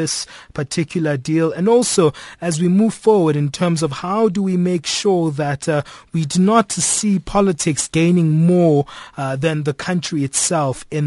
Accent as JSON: {"language": "English", "country": "South Africa", "said": "I'm a South African taxpayer."}